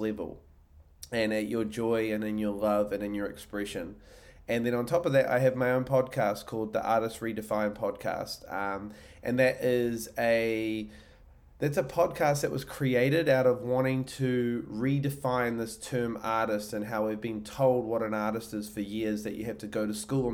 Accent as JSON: {"language": "English", "country": "New Zealand", "moved": "yes", "lives_now": "Austin, United States", "said": "I'm originally from New Zealand. I live in Austin, Texas."}